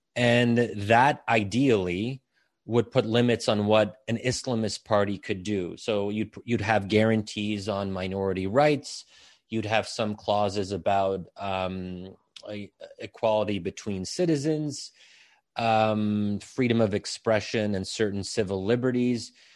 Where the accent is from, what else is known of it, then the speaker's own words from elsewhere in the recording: United States; I was born and raised in a liberal society.